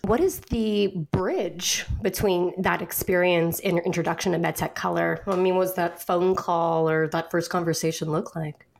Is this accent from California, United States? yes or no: yes; California, United States; now in Pacific Northwest, United States; I'm a Californian